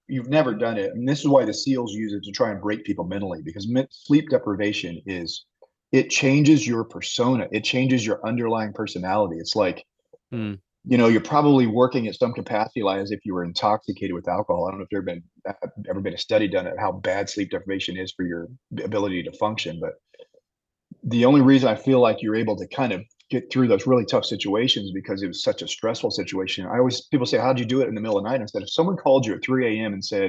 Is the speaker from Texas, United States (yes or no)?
yes; Abilene, Texas, United States; And he finds out that I'm from Abilene.